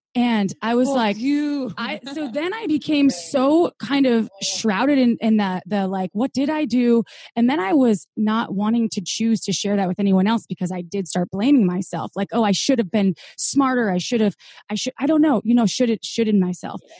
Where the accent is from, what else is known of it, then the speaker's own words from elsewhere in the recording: Midwest, United States; brought up in the Midwest, and it was pretty conservative